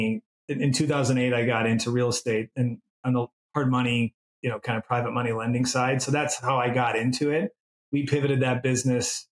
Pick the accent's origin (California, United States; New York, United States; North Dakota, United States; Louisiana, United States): North Dakota, United States; now in Houston, United States; I'm from North Dakota originally